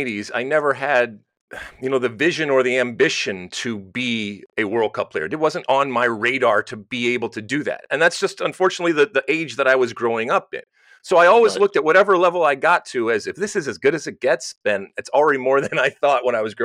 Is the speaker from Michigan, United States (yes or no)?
yes; Detroit, Michigan, United States; moved away; I grew up right outside of Detroit in the suburbs of Detroit